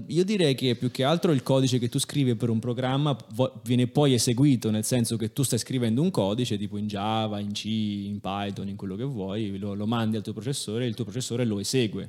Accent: Italy; accent: strongly Italian (in French); io in francese ho un accento fortemente italiano

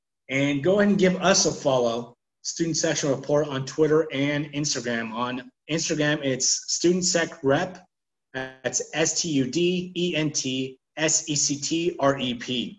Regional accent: California, United States; We're originally from California over here

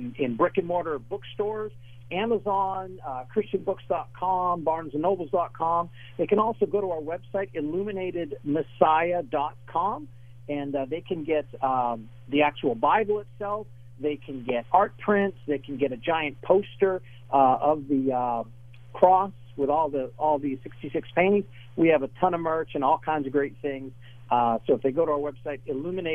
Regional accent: northern New Hampshire, United States; I'm from northern New Hampshire, very isolated town

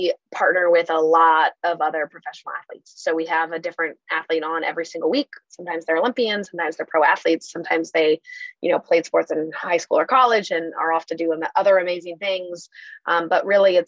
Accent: Washington, United States; I grew up in Washington.

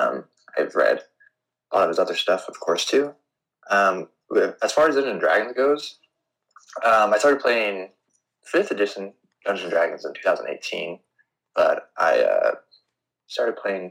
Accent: Illinois, United States; now in Arizona, United States; I live in Arizona currently. I'm from Illinois originally

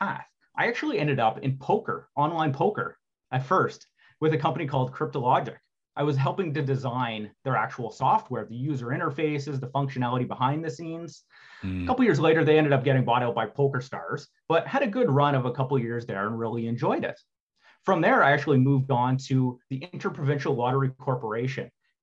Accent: Sudbury, Ontario, Canada; also born or lived in Waterloo, Ontario; I grew up in Sudbury, Ontario

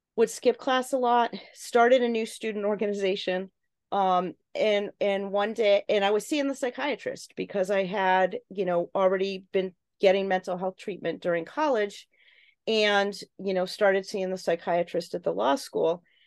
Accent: Connecticut, United States; my home state of Connecticut

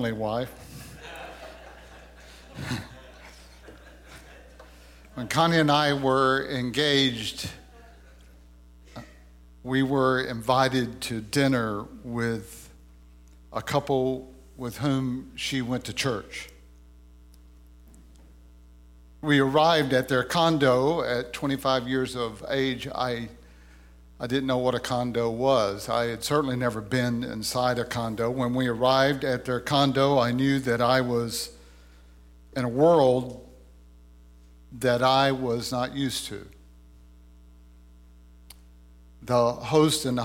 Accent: Louisiana, United States; I was a young man who had grown up in the woods of Louisiana.

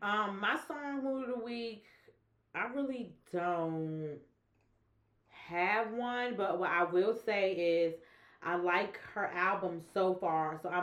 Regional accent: Bronx, New York, United States; We are here. Shmoy came from the Bronx. What's up … from the Bronx.

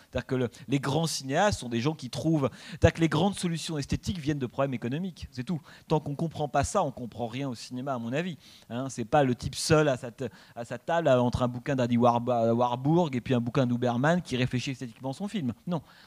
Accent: France; en tant que Français

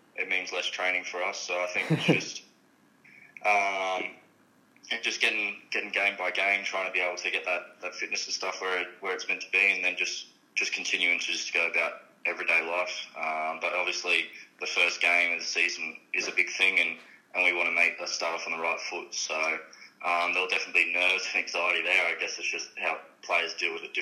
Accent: Stanthorpe, Queensland, Australia; moved away; going back to my hometown, Stanthorpe

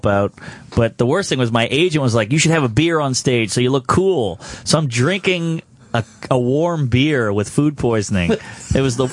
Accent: New Orleans, Louisiana, United States; now in New York, United States; I'm from New Orleans

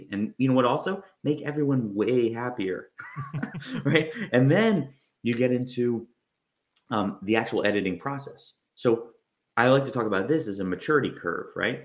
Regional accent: New Jersey, United States; also born or lived in Georgia; now in Florida, United States; I'm from Jersey. I went through Georgia. Now I'm in Florida

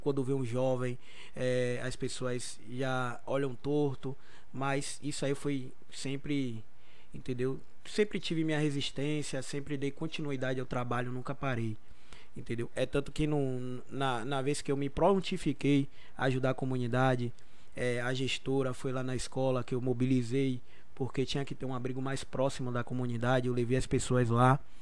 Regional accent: Brazil; foi o local onde eu me criei, eu cresci, pessoas da comunidade que me viram crescer

